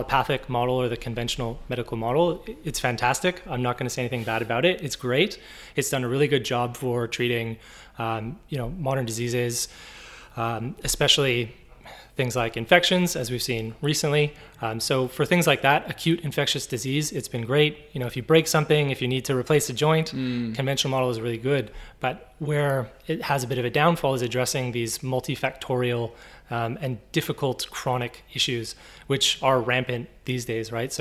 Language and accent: English; Canada; accent: Canadian; moved away as an adult; now in Brisbane, Australia; I'm Canadian